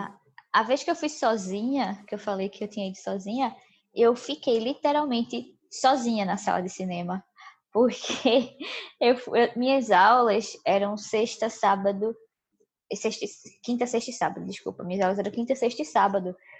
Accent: Recife, Pernambuco, Brazil; Mas a gente é de Recife

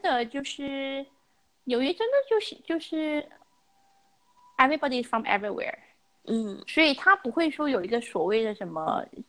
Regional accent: China; moved away; also born or lived in United States; 我们中国人

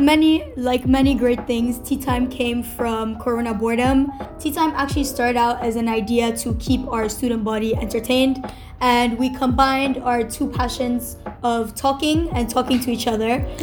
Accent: Nigeria; also born or lived in Lebanon; I'm originally from Lebanon, but I was raised in Nigeria.

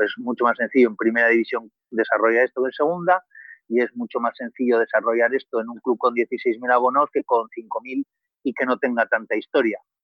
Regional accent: Vitoria-Gasteiz, Basque Country, Spain; moved away as an adult; now in Cádiz, Spain; yo soy de Vitoria, de una ciudad del norte de España

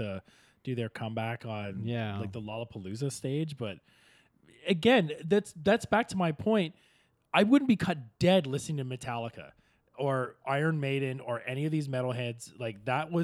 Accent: Kingston, Ontario, Canada; I grew up in Kingston, which is only 2.5 hours away from Toronto

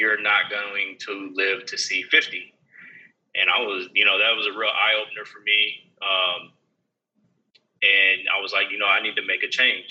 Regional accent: Houston, Texas, United States; born or raised there; also born or lived in Denver, Colorado / California / Georgia

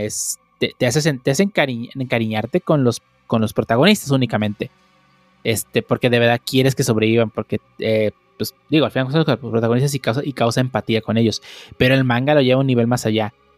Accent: Mexico; Es una tradición muy mexicana, la celebramos año con año

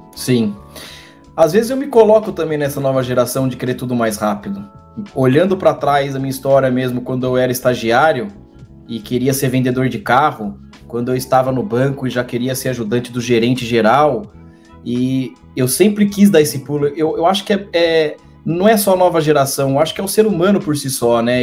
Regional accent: Brazil; moved away as an adult; Eu saí do Brasil com esse cargo

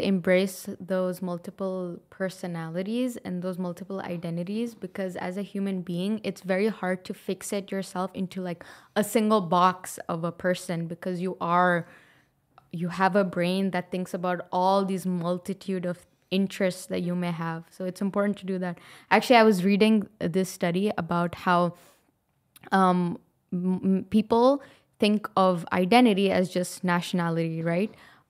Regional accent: Pakistan; if I go to Pakistan, yes, I'm a Pakistani, but am I like the other Pakistanis? I don't really feel like I am.

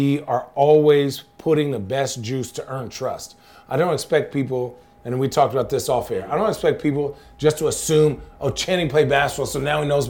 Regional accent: Arizona, United States; now in Oregon, United States; I grew up in Arizona. I knew desert

